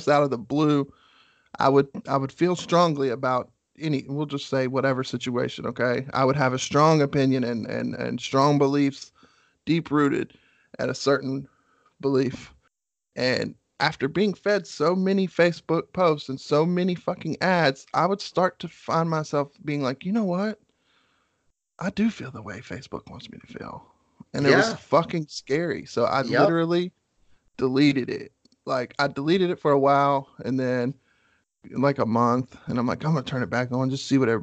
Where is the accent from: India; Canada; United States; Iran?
United States; West Virginia; I'm from West Virginia